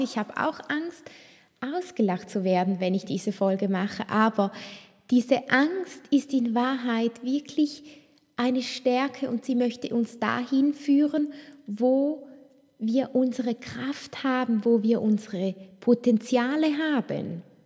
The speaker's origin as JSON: {"language": "German", "area": "Toggenburg", "region": "St. Gallen", "country": "Switzerland", "tie": "born or raised there", "said": "ich bin so bodenständig aufgewachsen im Tockenburg, in den Bergen"}